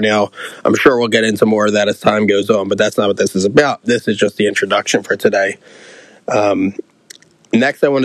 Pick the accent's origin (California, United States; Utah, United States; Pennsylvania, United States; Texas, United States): Pennsylvania, United States; Philadelphia; growing up in South Philly, one of my favorite places to train used to be Fitness Works